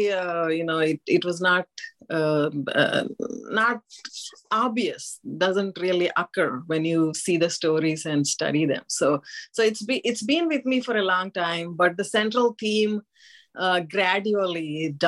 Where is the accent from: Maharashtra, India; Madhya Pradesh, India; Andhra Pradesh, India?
Andhra Pradesh, India; I grew up in Andhra Pradesh, which is the place associated with Narasimha.